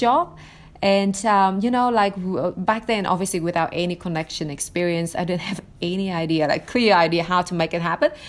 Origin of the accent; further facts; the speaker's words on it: Vietnam; English is a second language; moved away as an adult; now in United States; I was born in Vietnam in in the eighties